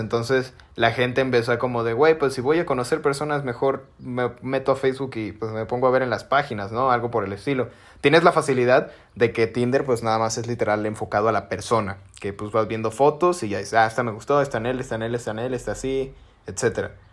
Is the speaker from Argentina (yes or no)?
no; Mexico; nosotros como los mexes